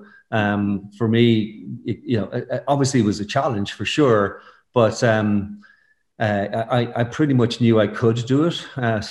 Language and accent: English; Stamullen, County Meath, Ireland; moved away as an adult; also born or lived in Fontainebleau / Geneva; I'm from the country. I grew up in County Meath, in a place called Stamullen